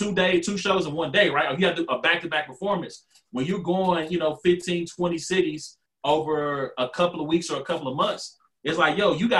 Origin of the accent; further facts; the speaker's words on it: Louisiana, United States; moved away; I'm from Louisiana